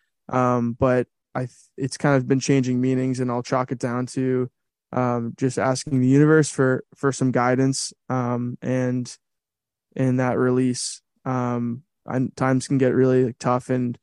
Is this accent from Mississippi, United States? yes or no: no; Boston, Massachusetts, United States; moved away as an adult; now in Los Angeles, United States; I grew up in Boston